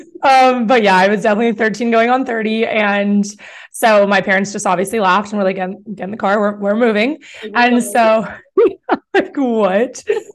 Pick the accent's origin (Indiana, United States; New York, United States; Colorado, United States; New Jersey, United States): New York, United States; now in Greeley, United States; So it's like, I was like, I'm not like you cow town people. Okay. Just know I'm from New York.